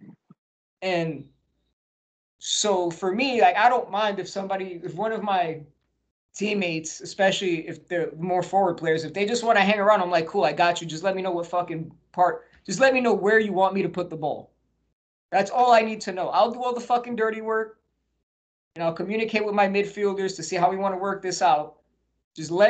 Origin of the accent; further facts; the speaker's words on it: New Jersey, United States; also born or lived in Colorado; now in San Diego, United States; when I lived in New Jersey, shout out to my home state, Jersey